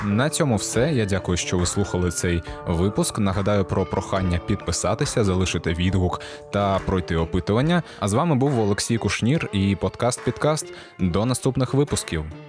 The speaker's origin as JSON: {"language": "Ukrainian", "town": "Gurzuf", "region": "Crimea", "country": "Ukraine", "said": "Я з Гурзуфу, це це неподалік від Ялти"}